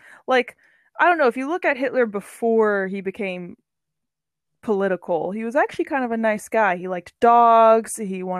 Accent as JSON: {"language": "English", "town": "Chicago", "region": "Illinois", "country": "United States", "moved": "as an adult", "lives_now": "Dublin, Ireland", "said": "I'm originally from America, from Chicago. I moved to Dublin about 4 years ago."}